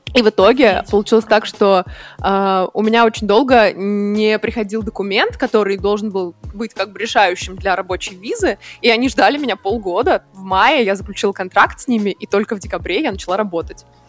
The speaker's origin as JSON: {"language": "Russian", "town": "Nizhny Novgorod", "region": "Nizhny Novgorod Oblast", "country": "Russia", "tie": "born or raised there", "also_born_or_lived": "Vienna, Austria", "moved": "as an adult", "lives_now": "Berlin, Germany", "said": "Я из Нижнего Новгорода, из России. И я сейчас в Берлине."}